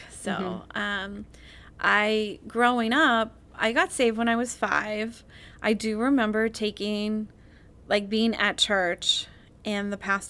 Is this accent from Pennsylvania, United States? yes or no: yes; Pittsburgh, Pennsylvania, United States; also born or lived in Oklahoma; now in Boston, United States; I'm originally from Pittsburgh, Pennsylvania. I went to college in Oklahoma, and somehow I ended up here in Boston.